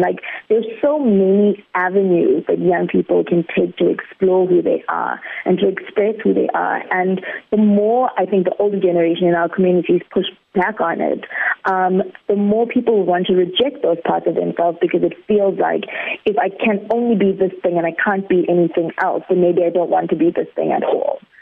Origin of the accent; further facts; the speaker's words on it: South Africa; this big, big, big community that we call South Africa